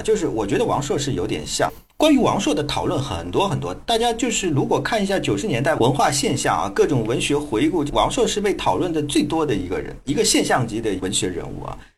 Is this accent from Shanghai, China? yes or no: yes; a small town in the suburbs of Shanghai, China; 我是在上海郊区的小镇长大的，算近郊，不算远郊